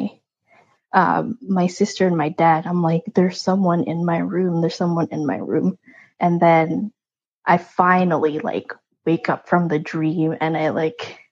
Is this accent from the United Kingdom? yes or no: no; Philippines; moved away; I grew up in the Philippines